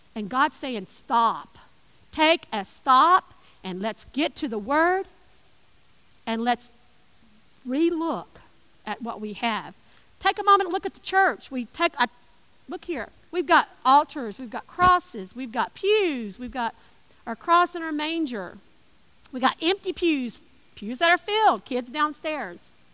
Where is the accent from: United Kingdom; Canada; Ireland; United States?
United States; East Tennessee; I lived in East Tennessee.